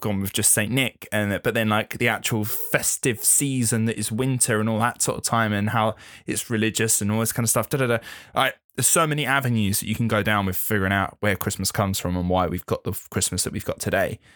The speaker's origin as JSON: {"language": "English", "region": "England", "country": "United Kingdom", "said": "being English"}